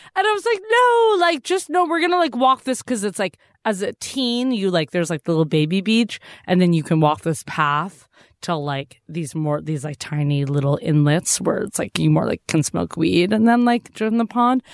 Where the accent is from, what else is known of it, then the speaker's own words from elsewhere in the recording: Massachusetts, United States; I grew up going to Walden Pond